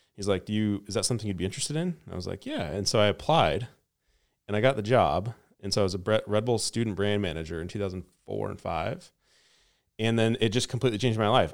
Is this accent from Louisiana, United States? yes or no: no; Lewiston, Idaho, United States; I grew up in Idaho, northern Idaho, in a little town called Lewiston.